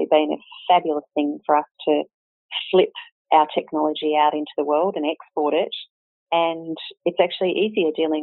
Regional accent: Canberra, Australian Capital Territory, Australia; also born or lived in Sydney / Hong Kong / Singapore; my husband and I were both born and bred in Canberra

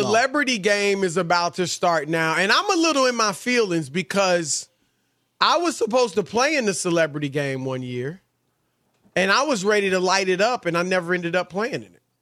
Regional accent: Cleveland, Ohio, United States; I'm from Cleveland

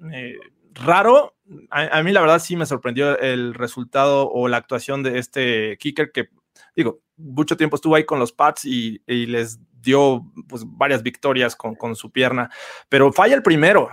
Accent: Mexico; todos los que somos de México

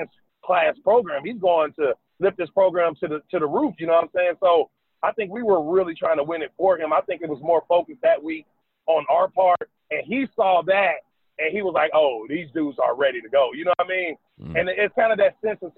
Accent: Dayton, Ohio, United States; moved away as an adult; now in South Carolina, United States; I'm from Dayton, Ohio. We're only like an hour and 25 minutes from Lexington, Kentucky

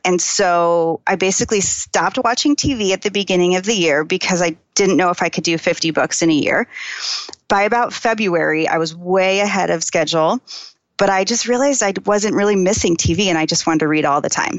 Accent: Phoenix, Arizona, United States; I grew up in Phoenix

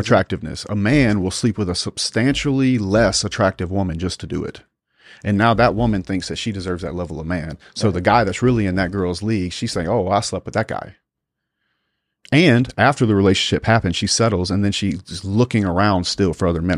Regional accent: South Louisiana, United States; growing up in South Louisiana

